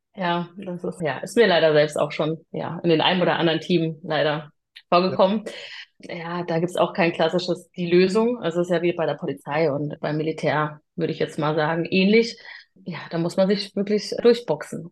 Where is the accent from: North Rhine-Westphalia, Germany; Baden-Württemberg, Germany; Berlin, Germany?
Baden-Württemberg, Germany; Freiburg im Breisgau; moved away as an adult; also born or lived in Hamburg; now in Lower Saxony, Germany; komme gebürtig aus Freiburg im Breisgau